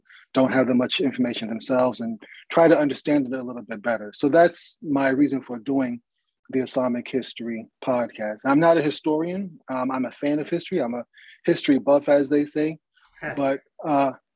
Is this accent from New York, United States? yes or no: yes; New York City, New York, United States; moved away; I'm originally from New York City. My wife and I were both raised in New York City